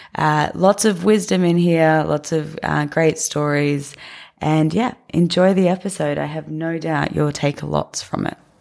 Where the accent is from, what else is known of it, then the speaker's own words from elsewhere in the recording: Nambour, Queensland, Australia; moved away; my rural town of Nambour on the Sunshine Coast